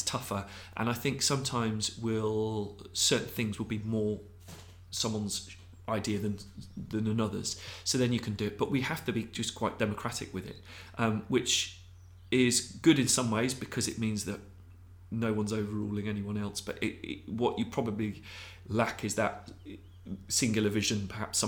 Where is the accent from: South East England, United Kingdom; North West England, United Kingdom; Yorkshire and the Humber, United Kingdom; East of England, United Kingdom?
South East England, United Kingdom; Abingdon; We grew up in Abingdon in Peachcroft